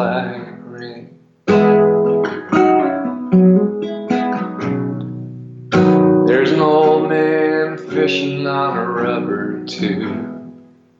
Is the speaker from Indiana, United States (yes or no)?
no; New York, United States; also born or lived in London / Havana / Los Angeles / New Orleans; now in Nashville, United States; I was born in London, but I left when I was a year old. It was obviously not on my own volition. I grew up in Brooklyn, New York